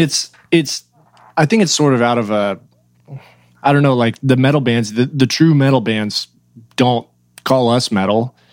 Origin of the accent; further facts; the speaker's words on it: Oklahoma, United States; moved away as an adult; now in Nashville, United States; I've lived in Oklahoma, uh, basically my whole life, like right across Texas border